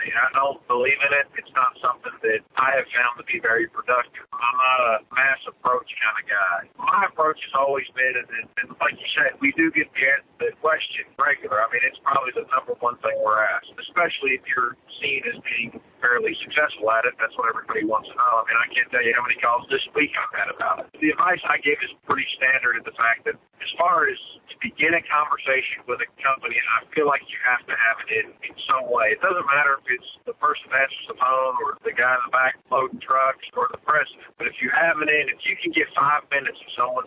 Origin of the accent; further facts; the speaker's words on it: Pennsylvania, United States; moved away as an adult; now in Tennessee, United States; I grew up right in Pennsylvania